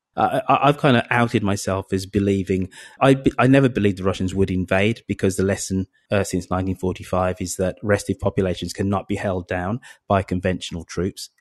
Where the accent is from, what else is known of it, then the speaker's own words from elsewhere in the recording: United Kingdom; I'm British and European